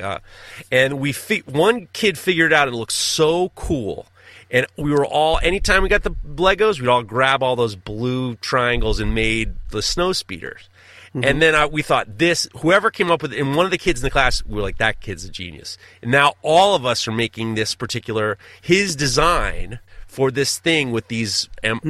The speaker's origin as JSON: {"language": "English", "region": "New York", "country": "United States", "said": "I'm in Hawaii. I'm the farthest from New York"}